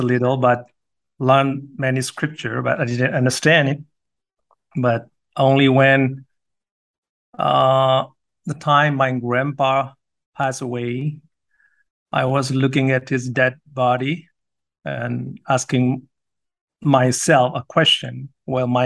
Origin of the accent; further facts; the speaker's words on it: Myanmar; I'm from the little town called Kalinyo